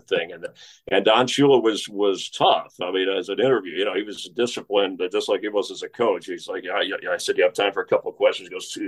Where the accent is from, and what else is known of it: Miami, Florida, United States; born or raised there